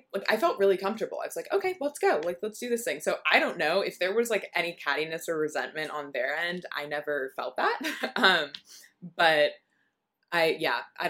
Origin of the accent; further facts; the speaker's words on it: Southern California, United States; moved away as an adult; I'm from Southern California